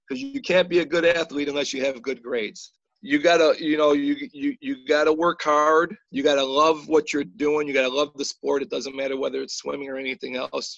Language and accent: English; Eastpointe, Michigan, United States; I grew up in East Detroit.